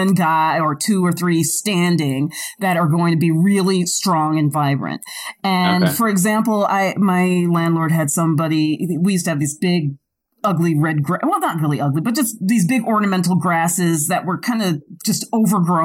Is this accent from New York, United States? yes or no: yes; New York, United States; I'm from New York.